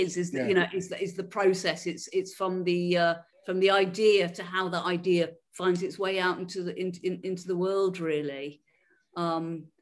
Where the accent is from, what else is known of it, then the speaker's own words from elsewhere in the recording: Liverpool, North West England, United Kingdom; accent: Scouse; moved away as an adult; also born or lived in Crosby / West Derby / Edinburgh; But I grew up in Liverpool. I'm a scouser